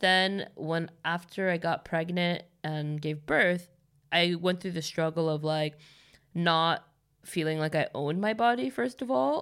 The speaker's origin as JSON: {"language": "English", "town": "Los Angeles", "region": "California", "country": "United States", "tie": "born or raised there", "moved": "as an adult", "lives_now": "Stockholm, Sweden", "said": "I'm born and raised there"}